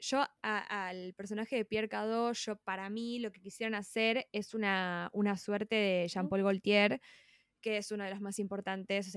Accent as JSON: {"language": "Spanish", "country": "Argentina", "said": "como argentina"}